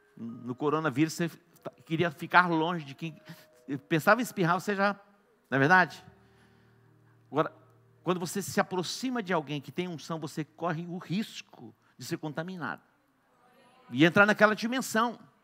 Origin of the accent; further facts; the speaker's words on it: Douradina, Brazil; moved away; Douradina, minha cidade natal